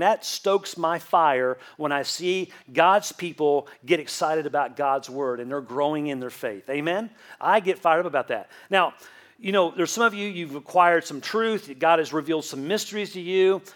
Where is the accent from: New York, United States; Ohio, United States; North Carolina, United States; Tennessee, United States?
Tennessee, United States; Southeast Tennessee near Chattanooga, United States; In the first half of my childhood, I grew up in South Florida near Miami. And then the second half of my childhood, I grew up in Southeast Tennessee near Chattanooga.